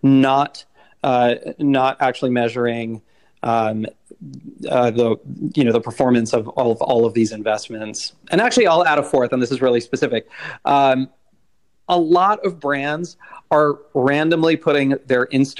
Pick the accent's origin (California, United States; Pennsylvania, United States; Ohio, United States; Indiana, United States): California, United States; Silicon Valley; moved away as an adult; also born or lived in India; I grew up in the Silicon Valley